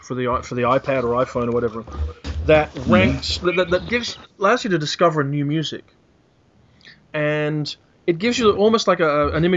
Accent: Australia; I am an Australian white Anglo-Saxon male

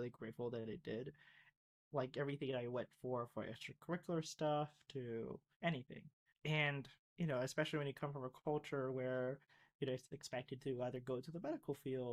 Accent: Florida, United States; also born or lived in Philippines; growing up in Florida, especially coming from the Philippines

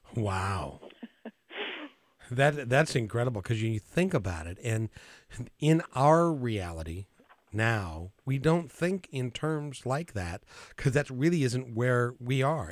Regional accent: Idaho Falls, Idaho, United States; I was born in Idaho Falls

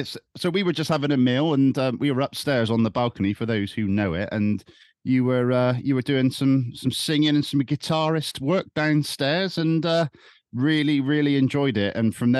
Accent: Bristol, South West England, United Kingdom; I'm Longwell Green.

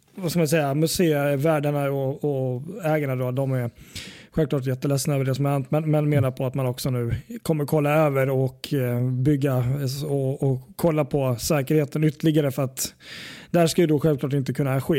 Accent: Sweden; Vi är svenskar

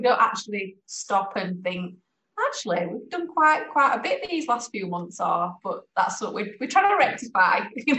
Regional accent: Leeds, Yorkshire and the Humber, United Kingdom; my hometown.

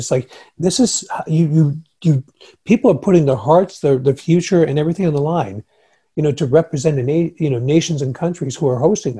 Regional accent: United States; as American

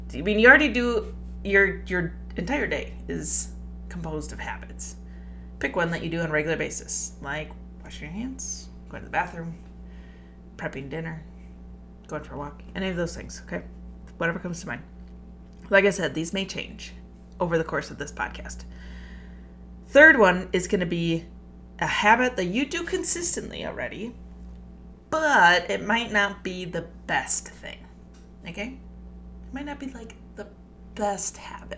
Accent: Minnesota, United States; I am Minnesotan

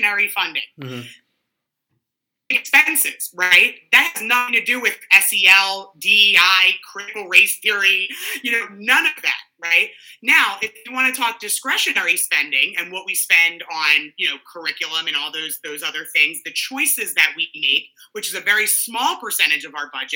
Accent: New Jersey, United States; also born or lived in South Philadelphia, Pennsylvania; I grew up in New Jersey

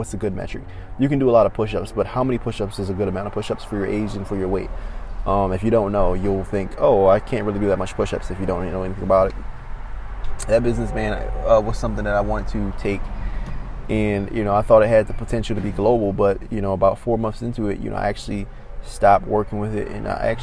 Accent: Maryland, United States; I'm from Maryland

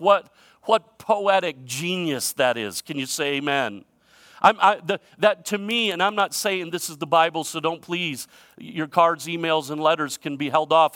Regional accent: United States; I'm proud to be an American

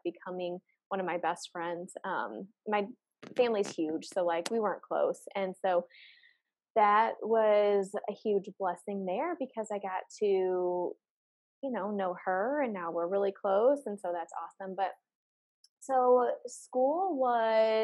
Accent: St. Louis, Missouri, United States; I'm from St. Louis, Missouri

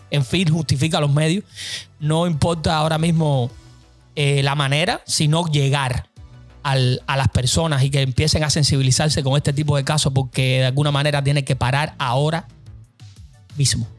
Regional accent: Cuba; lo que soy hoy como cubano

